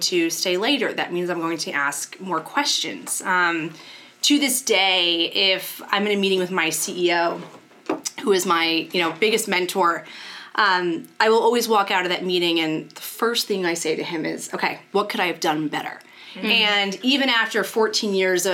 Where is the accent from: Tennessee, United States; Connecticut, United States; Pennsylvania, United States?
Connecticut, United States; Shelton; I grew up in Shelton, Connecticut